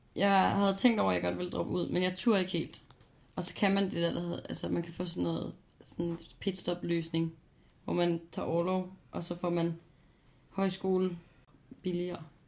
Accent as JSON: {"language": "Danish", "town": "Copenhagen", "region": "Capital Region of Denmark", "country": "Denmark", "said": "Jeg flytter også hjem igen til København"}